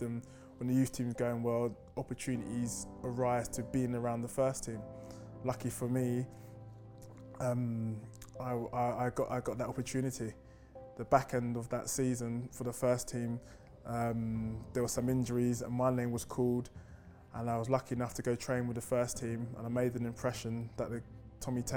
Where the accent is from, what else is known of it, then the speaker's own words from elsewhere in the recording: London, United Kingdom; Growing up in North London